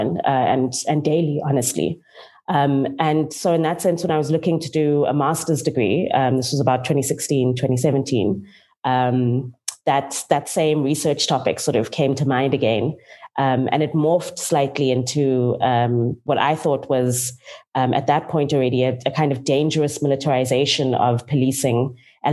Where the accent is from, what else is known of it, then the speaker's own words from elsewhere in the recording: Cape Town, Western Cape, South Africa; also born or lived in George; I'm from Cape Town and grew up between George and Cape Town in the Western Cape.